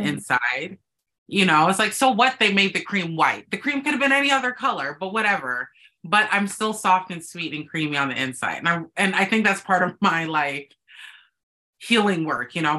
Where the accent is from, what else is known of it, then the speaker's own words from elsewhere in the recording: Minneapolis, Minnesota, United States; I was born in Minneapolis, Minnesota, the middle of the cold